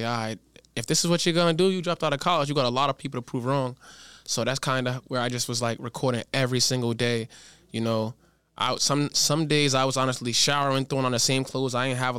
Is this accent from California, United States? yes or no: no; Providence, Rhode Island, United States; moved away as an adult; also born or lived in Woodstock, Connecticut; now in Los Angeles, United States; I was born on the east side of Providence. Born on the east side of Providence.